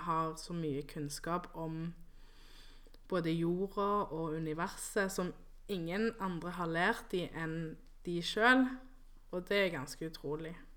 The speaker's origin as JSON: {"language": "Norwegian", "country": "Colombia", "also_born_or_lived": "Santa Marta (family roots)", "moved": "yes", "lives_now": "Norway", "said": "jeg er jo fra Colombia, og så har jeg um, røtter i Karibien"}